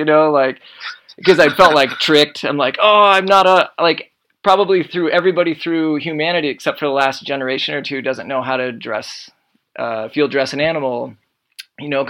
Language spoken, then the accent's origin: English; Iowa, United States; I grew up in Iowa.